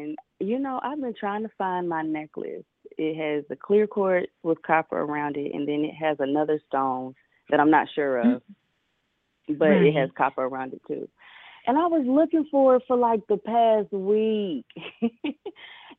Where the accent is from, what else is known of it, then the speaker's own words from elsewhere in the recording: Atlanta, Georgia, United States; I'm from Atlanta, so the pace is a lot slower